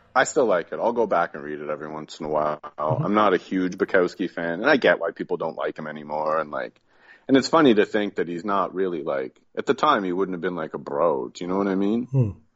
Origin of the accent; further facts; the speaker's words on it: Southern Ontario, Canada; moved away as an adult; also born or lived in Toronto; now in Quebec, Canada; I grew up in Southern Ontario